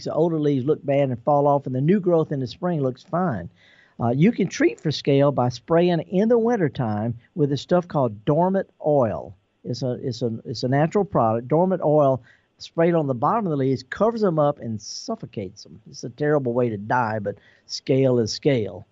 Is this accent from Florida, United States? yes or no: no; Mississippi, United States; I'm born and raised in Mississippi. I'm a Mississippi son.